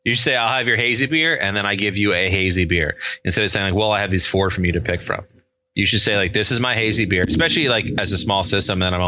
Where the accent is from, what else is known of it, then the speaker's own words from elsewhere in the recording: Long Island, New York, United States; moved away as an adult; also born or lived in Suffolk County, New York; now in New Jersey, United States; I grew up on Long Island, actually. I've only been in Jersey for 7 years.